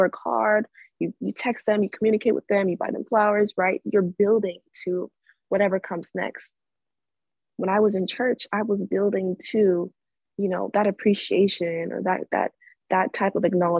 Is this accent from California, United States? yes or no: yes; California, United States; I grew up in the Catholic Church in California since I was a little girl to about age 16